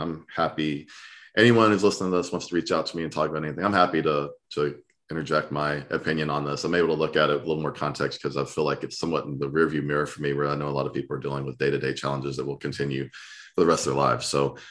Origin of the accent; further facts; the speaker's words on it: Southern US, United States; You know, being a Southerner, my blood starts pumping.